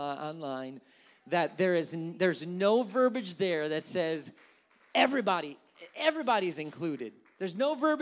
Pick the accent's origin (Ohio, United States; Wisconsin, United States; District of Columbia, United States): Wisconsin, United States; moved away; also born or lived in California; growing up in Wisconsin